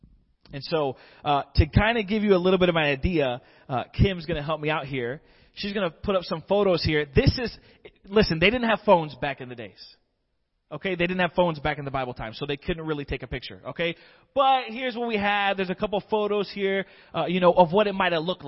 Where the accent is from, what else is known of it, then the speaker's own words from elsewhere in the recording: Florida, United States; moved away as an adult; also born or lived in Michigan; I was born and raised in Florida, but I took a little field trip to Michigan for about 5 years